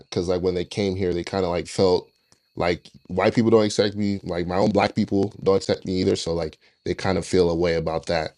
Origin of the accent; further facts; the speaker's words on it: United States; we grew up in the states, right? Like you know we're technically Nigerian Americans